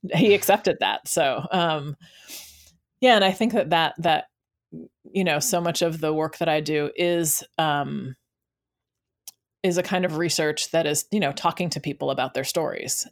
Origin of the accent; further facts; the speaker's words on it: United States; growing up in America as, um, a black